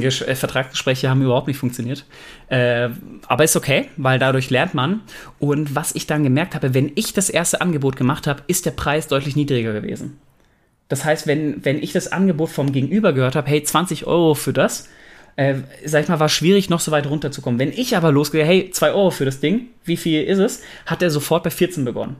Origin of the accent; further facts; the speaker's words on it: Germany; wir Deutschen